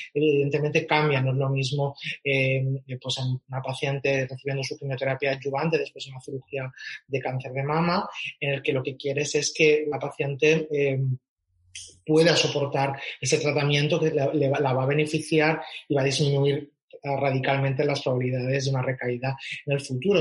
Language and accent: Spanish; Catalonia, Spain; moved away; soy, soy catalán